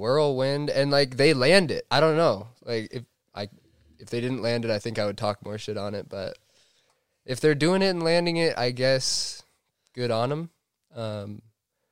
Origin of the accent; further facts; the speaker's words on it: Steamboat Springs, Colorado, United States; I grew up in Steamboat Springs, Colorado